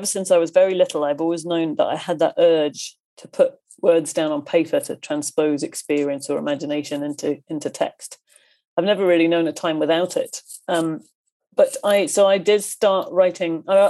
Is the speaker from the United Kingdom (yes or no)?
yes; Coleraine, Northern Ireland, United Kingdom; born there; I didn't want to start with, you know, I was born in Coleraine and then, you know, that didn't interest me at all.